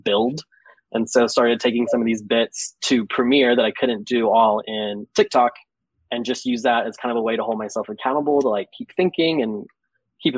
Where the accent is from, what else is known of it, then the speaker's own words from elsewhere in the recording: South Georgia, United States; also born or lived in New York; now in Atlanta, United States; I grew up in South Georgia, so I'm used to the humidity